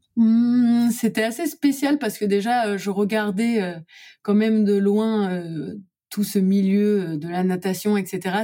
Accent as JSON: {"language": "French", "area": "Lorraine", "region": "Grand Est", "country": "France", "tie": "born or raised there", "also_born_or_lived": "Brussels, Belgium / Montreal, Canada / New York, United States", "moved": "as an adult", "said": "je retourne dans ma région euh, natale, c'est-à-dire en Lorraine"}